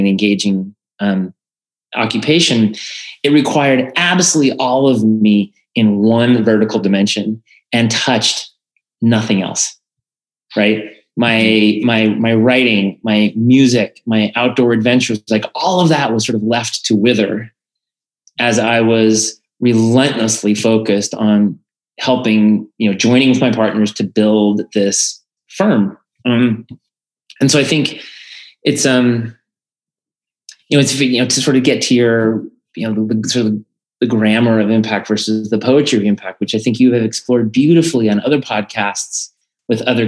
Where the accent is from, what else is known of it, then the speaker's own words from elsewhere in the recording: Colorado, United States; I'm originally from Colorado.